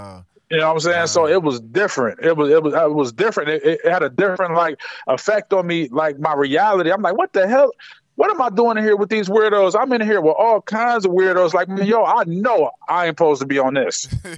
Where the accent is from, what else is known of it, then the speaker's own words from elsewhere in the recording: Akron, Ohio, United States; Man, Akron is a lot different than anybody would expect because people think it's a small city, but it's not. It's a big city in small quarters.